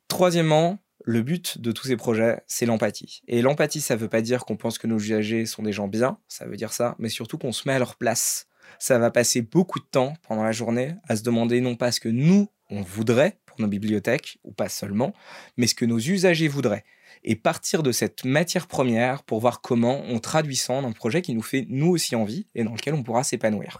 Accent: Paris, Île-de-France, France; also born or lived in Brittany (ancestry); je sois un breton qui a vécu toute sa vie et sa naissance à Paris

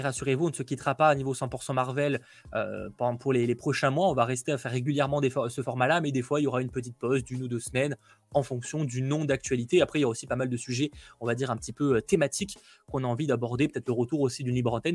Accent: France; chez nous en France

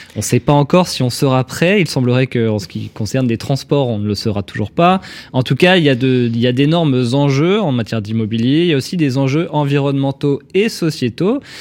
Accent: French and Île-de-France resident, France; en tant que Français et Francilien

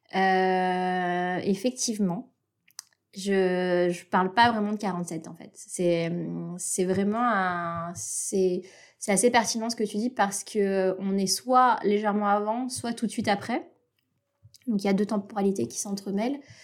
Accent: Antananarivo, Analamanga, Madagascar; je suis née à Madagascar et j'ai fait mon cursus scolaire dans le, dans le système français de l'étranger au lycée français de Tananarive

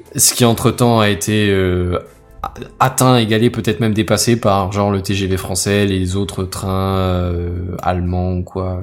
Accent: France; en tant que Français

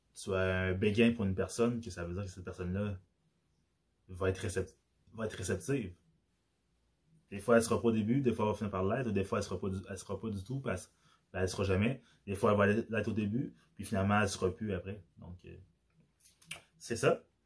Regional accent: Quebec, Canada; accent: Québécois; vu que j'ai l'accent québécois, que j'ai grandi au Québec. Je suis pas né au Québec, mais j'ai grandi au Québec

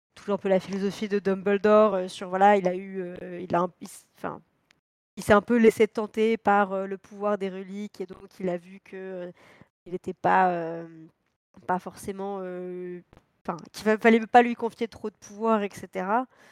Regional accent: France; en tant que Français

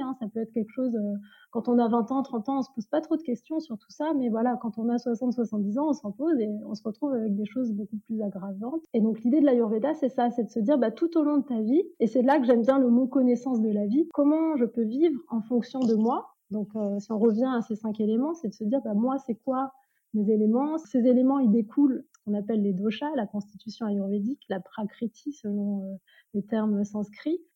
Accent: France; je suis née en France

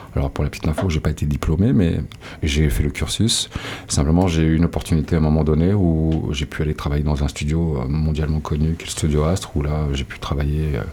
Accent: Landes, Arcachon Basin, Nouvelle-Aquitaine, France; moved away as an adult; also born or lived in Brazil / United States; j'ai été élevé dans les Landes, j'ai été élevé sur le bassin de racachon

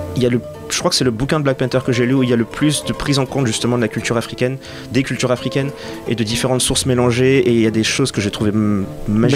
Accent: Senegal; quand j'étais ado, j'habitais au Sénégal

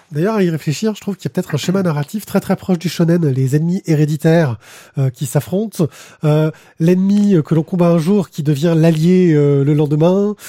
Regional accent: Marseille, Provence-Alpes-Côte d'Azur, France; On est de Marseille

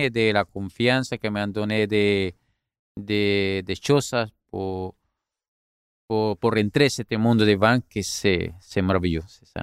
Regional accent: Colombia; French is a second language; now in France; je viens de la Colombie.

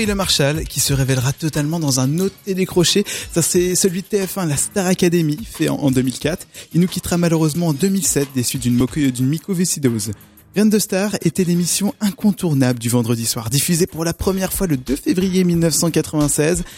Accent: Caen, Normandy, France; je suis originaire de Caen

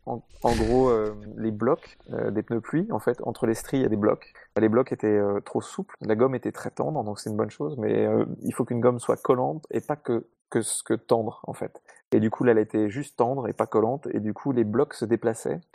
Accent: Paris, Île-de-France, France; moved away as an adult; now in south of France, France; je suis né à Paris, grandi à Paris jusqu'à l'âge de 33 ans. J'habite maintenant dans le sud de la France

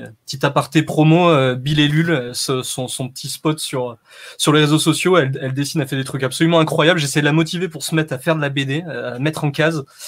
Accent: Saint-Étienne, Auvergne-Rhône-Alpes, France; moved away; Je suis né à Saint-Etienne, ouais. Ça fait 18 ans que j'y suis plus, mais, mais je suis originaire de là-bas, ouais.

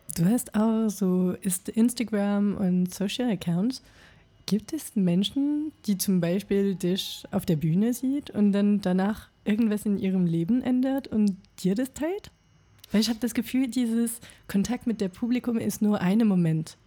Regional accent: France; German is a second language; moved away as an adult; now in Berlin, Germany; bin Franzose und bin 2020 nach Berlin umgezogen

